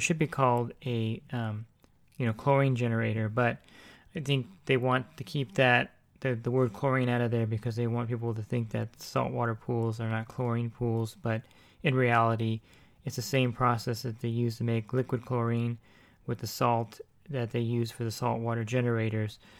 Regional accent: New Jersey, United States; accent: East Coast; now in California, United States; I actually am from the East Coast, I'm from New Jersey, uh, but I've been in California for a long time.

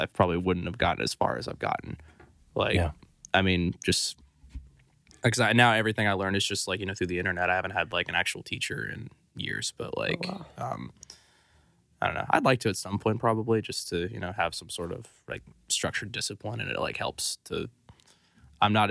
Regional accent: Santa Barbara, California, United States; now in Nashville, United States; I'm from Santa Barbara, California. I was born there in 98

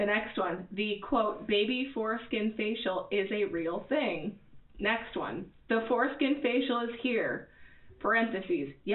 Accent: Arizona, United States; I grew up in Arizona

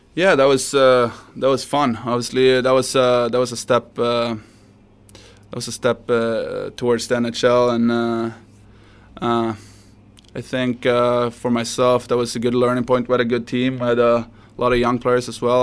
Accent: Sweden; moved away

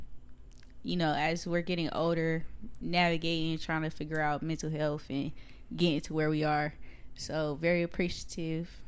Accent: Fayetteville, North Carolina, United States; in Fayetteville, you know, yeah, we had politics. We had small little politics

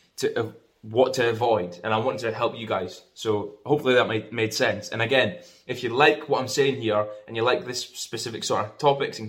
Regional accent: Scotland, United Kingdom; I'm from Scotland.

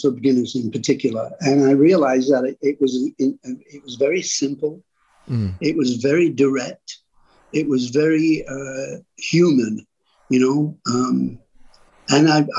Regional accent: England, United Kingdom; I'm English

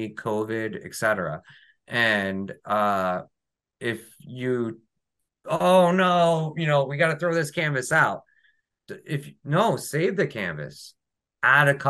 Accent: Ohio, United States; now in New Jersey, United States; I live in New Jersey. I'm not from New Jersey. I grew up in Ohio.

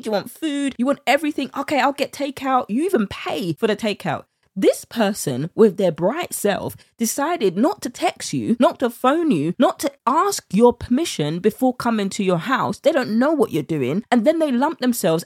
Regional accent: United Kingdom; accent: British; my British accent

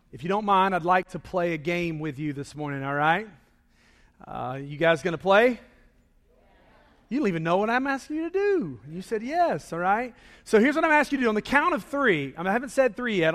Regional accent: Charlotte, North Carolina, United States; I grew up in Charlotte

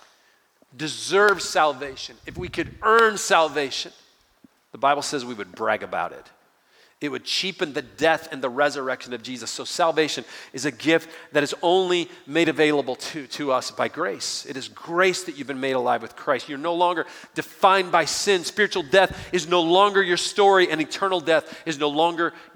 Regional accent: Detroit, Michigan, United States; I grew up outside of Detroit, Michigan

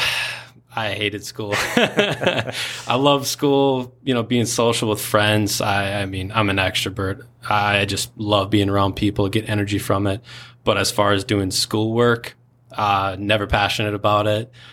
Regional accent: Spring Lake Park, Minnesota, United States; I grew up in a very small town called Spring Lake Park. Not many people, uh, even in Minnesota know where that's

